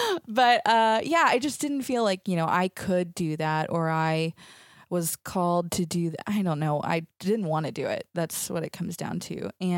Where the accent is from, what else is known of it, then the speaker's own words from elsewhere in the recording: Athens, Texas, United States; moved away as an adult; now in Latvia; I grew up in East Texas in a tiny town called Athens. I'm one of six kids. So I grew up in a big family, just a lot of fun and craziness.